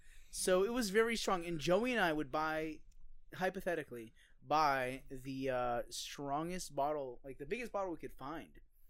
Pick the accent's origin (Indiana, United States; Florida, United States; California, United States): Florida, United States; Hollywood; him and I are both from Hollywood.